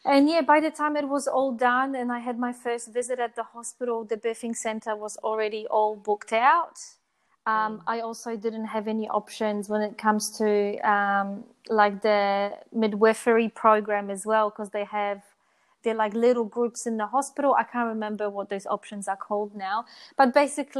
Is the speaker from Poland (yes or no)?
yes; Poland; moved away as an adult; also born or lived in New Zealand; now in Brisbane, Australia; I was born in Poland and then I moved to New Zealand when I was 18.